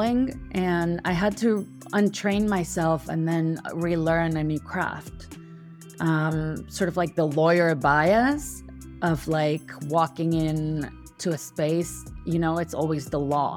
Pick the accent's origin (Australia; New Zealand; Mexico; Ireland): Mexico; Mexico City; I was born and raised in Mexico City